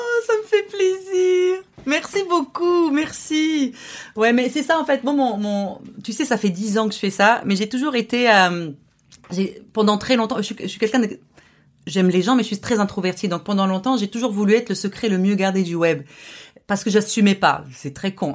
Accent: Morocco; now in Montreal, Canada; qu'au Maroc, mon pays d'origine.

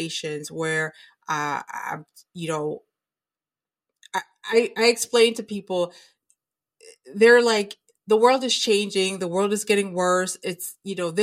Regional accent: United States; as an American citizen

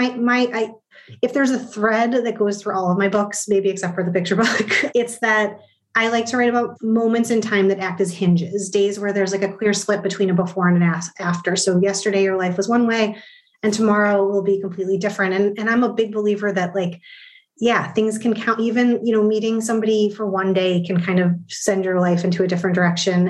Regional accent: Midwest, United States; born or raised there

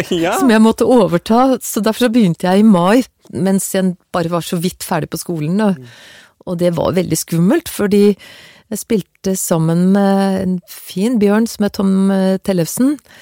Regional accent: Stabekk, Akershus, Norway; also born or lived in Gjelleråsen, Nittedal; Jeg vokste opp på Stabekk med foreldre som var fra Ullevål Hageby og Sogn Haveby

